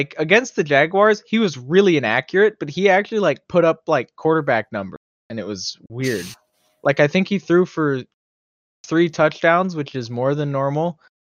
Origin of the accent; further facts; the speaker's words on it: Toronto, Ontario, Canada; growing up in Toronto, I was a fan of all the Toronto teams.